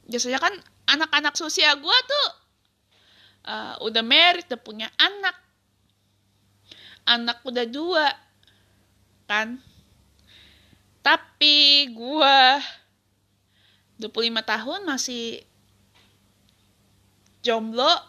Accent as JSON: {"language": "Indonesian", "town": "Tangerang", "region": "Banten", "country": "Indonesia", "tie": "born there", "lives_now": "Bekasi, Indonesia", "said": "gue pindah ke Bekasi tahun 99 dari Tangerang tempat kelahiran gue. Tapi gue masih bingung, kenapa di KTP gue itu ditulis Jakarta gitu."}